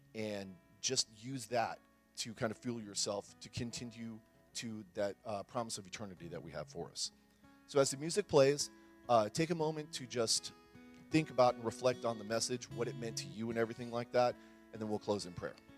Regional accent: San Antonio, Texas, United States; I grew up here in San Antonio, kind of out in the country.

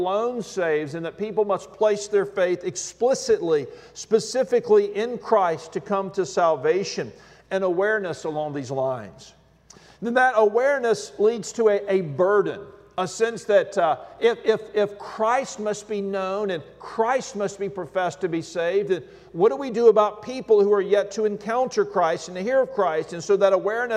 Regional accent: Alabama, United States; When I was a kid, I grew up in the Deep South in Alabama

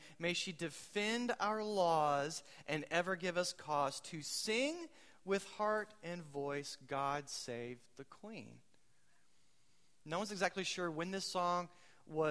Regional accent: United States; I'm American

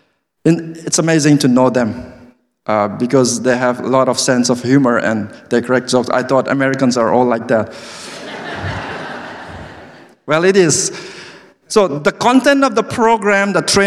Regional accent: Manipur, India; English is a second language; moved away as an adult; also born or lived in New Delhi, India; I grew up from a small state in the northeastern part of India called Manipur

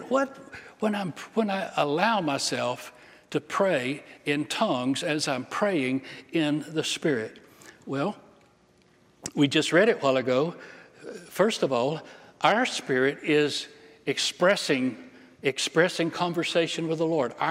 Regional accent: England, United Kingdom; I'm English. I don't, I don't speak other languages, only little parts and pieces.

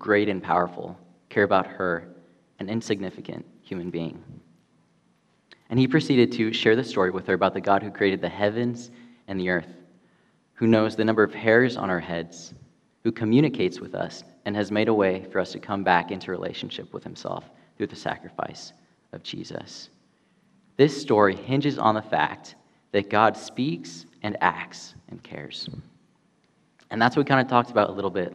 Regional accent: Spain; now in California, United States; Growing up in Spain

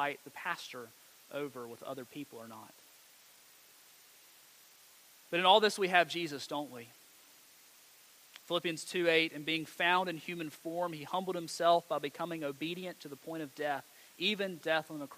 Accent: Montgomery County, North Carolina, United States; I grew up in Montgomery County

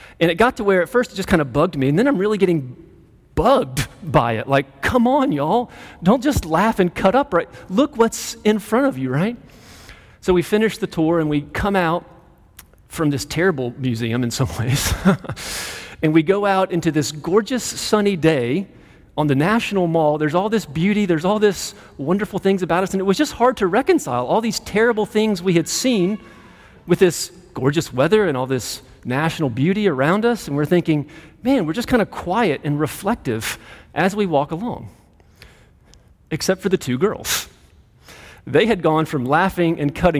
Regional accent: Greenville, South Carolina, United States; moved away as an adult; also born or lived in St. Louis, Missouri / Colorado; now in Clemson, United States; I grew up in Greenville, just down the road

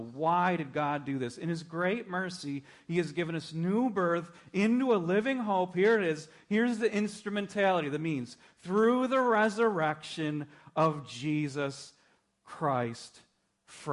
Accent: Minnesota, United States; I grew up in Minnesota.

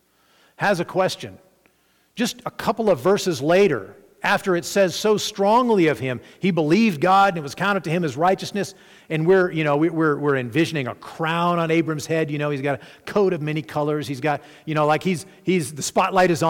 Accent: Arkansas, United States; I grew up in Arkansas

